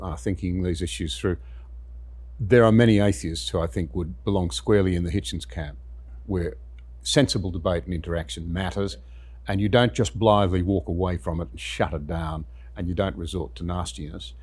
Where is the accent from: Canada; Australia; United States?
Australia; as an Australian